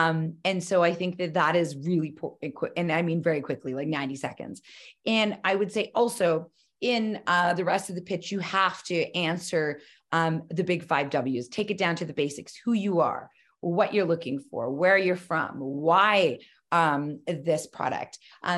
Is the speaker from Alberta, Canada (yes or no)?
yes; Calgary, Alberta, Canada; And I come from Calgary, which I still live in, and I choose to live here.